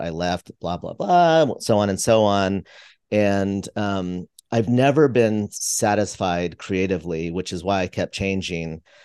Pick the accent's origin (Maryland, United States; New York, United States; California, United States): California, United States; just outside of San Francisco; I grew up just outside of San Francisco